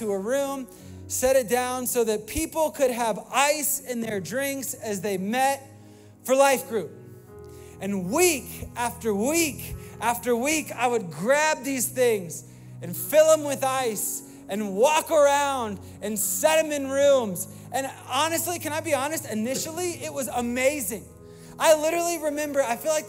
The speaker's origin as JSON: {"language": "English", "region": "Virginia", "country": "United States", "also_born_or_lived": "Florida", "moved": "as an adult", "said": "I was new from Virginia"}